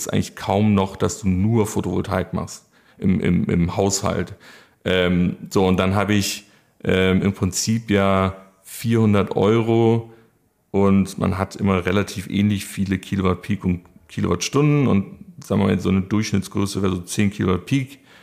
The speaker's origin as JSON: {"language": "German", "town": "Munich", "region": "Bavaria", "country": "Germany", "moved": "as an adult", "lives_now": "Cologne, Germany", "said": "ich ja ursprünglich aus München komme"}